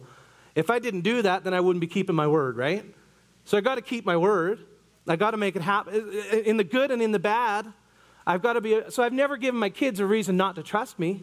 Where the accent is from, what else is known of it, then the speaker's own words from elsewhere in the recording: Newfoundland and Labrador, Canada; moved away; where I grew up in Newfoundland